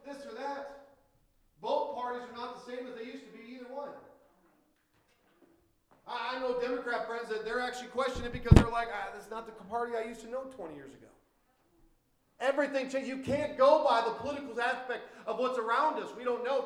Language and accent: English; Minnesota, United States; I'm still Minnesotan, even though I'm on the Caribbean islands